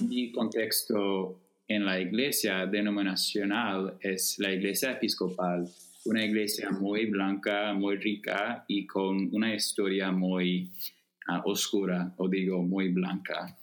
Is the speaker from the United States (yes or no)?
yes; Chicago, Illinois, United States; Spanish is a second language; also born or lived in Evanston; yo crecí en, cerca de Chicago, en un suburbio al noroeste